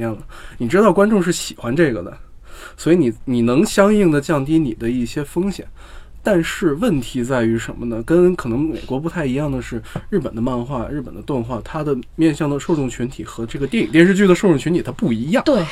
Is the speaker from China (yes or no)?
yes; China; 我们中国人的生活相对比较的，还是比较的有活力的